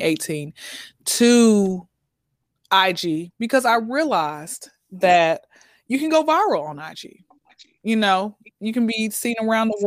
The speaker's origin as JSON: {"language": "English", "town": "Atlanta", "region": "Georgia", "country": "United States", "tie": "born or raised there", "said": "I'm born and raised in Atlanta"}